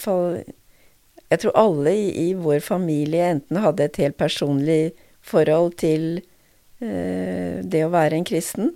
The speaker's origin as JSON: {"language": "Norwegian", "town": "Notodden", "region": "Vestfold og Telemark", "country": "Norway", "tie": "born or raised there", "also_born_or_lived": "Drammen", "moved": "as an adult", "said": "jeg vokste opp på Notodden"}